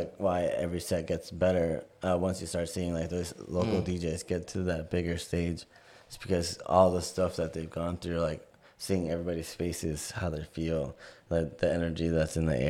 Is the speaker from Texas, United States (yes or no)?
no; Miami, Florida, United States; moved away as an adult; also born or lived in Jacksonville; now in St. Petersburg, United States; I'm from Miami, born and raised, and then I moved